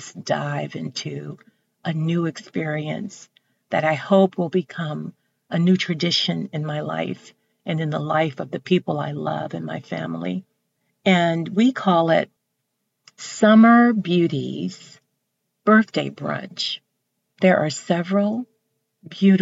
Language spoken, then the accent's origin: English; Texas, United States; I'm from Texas. I'm from the South